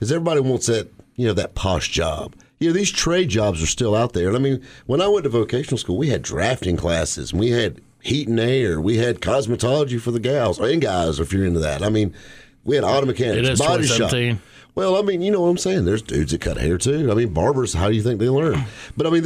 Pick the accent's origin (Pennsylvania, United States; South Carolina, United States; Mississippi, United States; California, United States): South Carolina, United States; Greenville; Greenville, South Carolina, born and raised